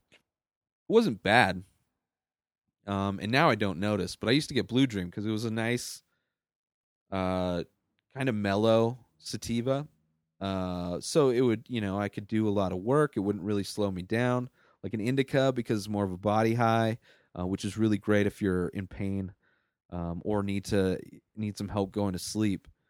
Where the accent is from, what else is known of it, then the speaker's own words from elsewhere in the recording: Southern California, United States; moved away as an adult; also born or lived in San Diego; now in Denver, United States; I grew up in Southern California.